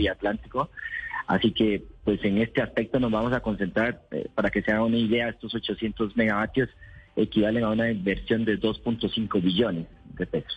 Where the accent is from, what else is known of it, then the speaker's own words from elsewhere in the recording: Costa Rica; yo soy de Costa Rica.